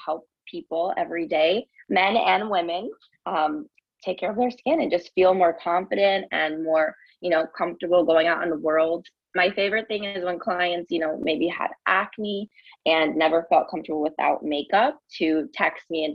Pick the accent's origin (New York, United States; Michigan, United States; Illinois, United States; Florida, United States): New York, United States; moved away as an adult; now in Miami, United States; I am originally from New York, and I moved to Miami a few years ago